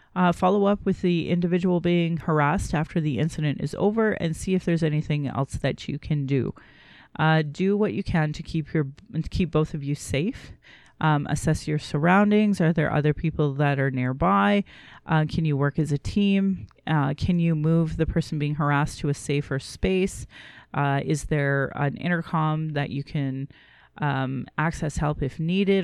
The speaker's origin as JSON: {"language": "English", "town": "Calgary", "region": "Alberta", "country": "Canada", "tie": "born or raised there", "said": "I was born in Calgary"}